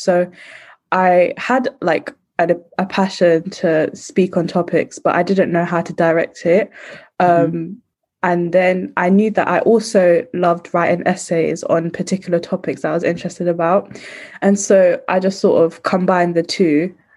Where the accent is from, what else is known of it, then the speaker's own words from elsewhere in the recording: London, United Kingdom; I'm from East London